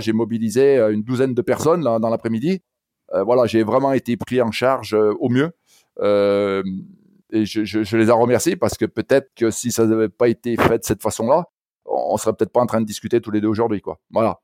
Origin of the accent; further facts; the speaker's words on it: Saint-Étienne, Auvergne-Rhône-Alpes, France; À l'origine, moi, je, suis stéphanois. Alors peut-être que mon accent déjà euh, l'aura laissé entendre